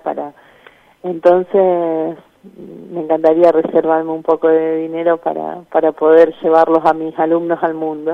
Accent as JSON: {"language": "Spanish", "town": "Gálvez", "region": "Santa Fe", "country": "Argentina", "said": "Yo soy de Galvez, una población de 25.000 habitantes"}